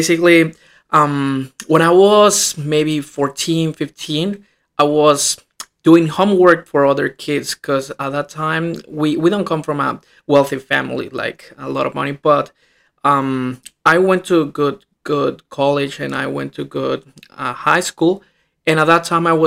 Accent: Morelia, Michoacán, Mexico; English is a second language; moved away as an adult; also born or lived in Shenzhen, China; I am from Mexico, Morelia, Michoacán. It's the city, and it's central Mexico. I was studying high school

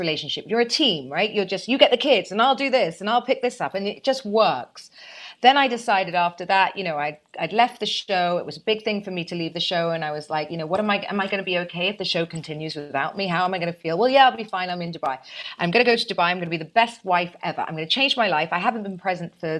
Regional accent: United Kingdom; I'm British, you see, and I was in boarding school from 7 to 18

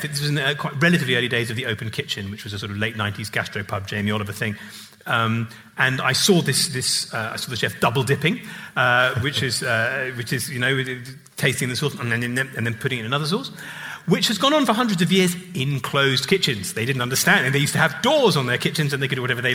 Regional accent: England, United Kingdom; being an English public school boy

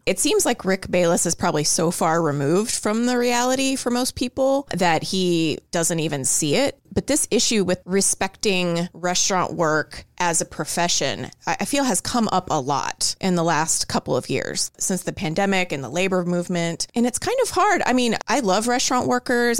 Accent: Houston, Texas, United States; moved away as an adult; now in Dallas, United States; I grew up in Houston. Now I live in Dallas

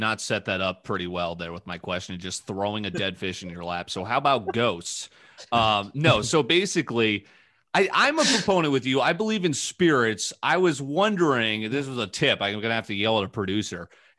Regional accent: Connecticut, United States; born there; now in St. Louis, United States; I was born in Connecticut, was moving to St. Louis

